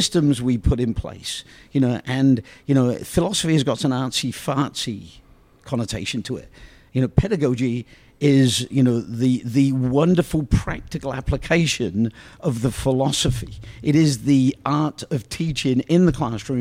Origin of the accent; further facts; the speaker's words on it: Oxford, South East England, United Kingdom; growing up in Oxford is this wonderful community